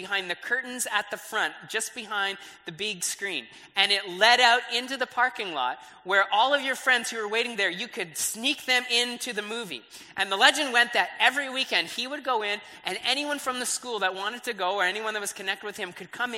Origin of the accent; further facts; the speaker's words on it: Brantford, Ontario, Canada; I grew up in Brantford